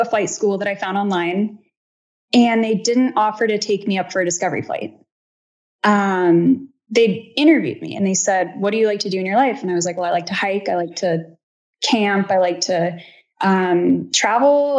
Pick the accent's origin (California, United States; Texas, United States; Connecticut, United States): California, United States; I'm from California